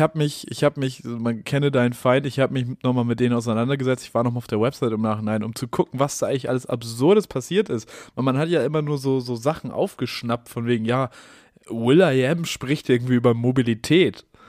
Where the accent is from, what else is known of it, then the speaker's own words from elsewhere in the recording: Hamburg, Germany; ich als Hamburger